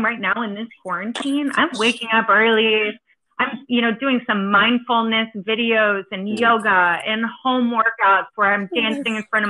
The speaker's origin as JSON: {"language": "English", "region": "East Coast", "country": "United States", "said": "now I'm from the East Coast, and I lived through Hurricane Sandy and Hurricane Irene."}